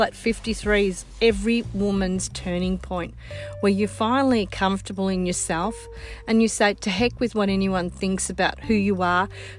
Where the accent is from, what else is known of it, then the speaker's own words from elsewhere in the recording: Australia; first language Sicilian; I come from Australia, born of children of Sicilian migrants.